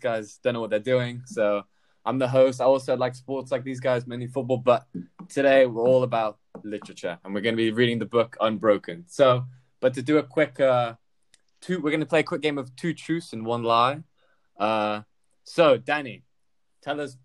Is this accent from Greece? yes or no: yes; Greece; I was born in Greece